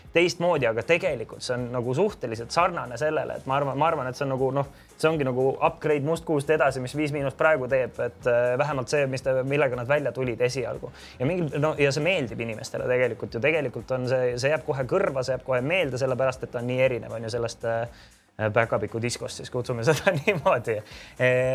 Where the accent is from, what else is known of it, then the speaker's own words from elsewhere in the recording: Tallinn, Harju County, Estonia; Mustamäe poisina